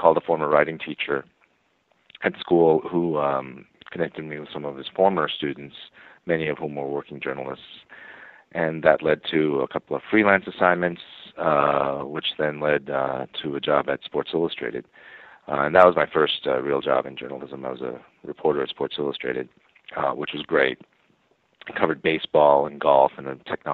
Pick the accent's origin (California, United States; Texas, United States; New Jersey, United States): New Jersey, United States; New York City / suburban; I was born and raised in New York City and then moved to suburban New Jersey for middle and high school